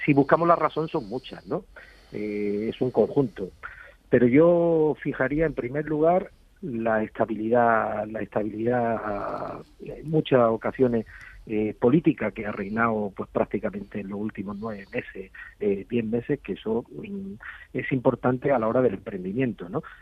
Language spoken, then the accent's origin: Spanish; Andalusia, Spain; Yo, como andaluz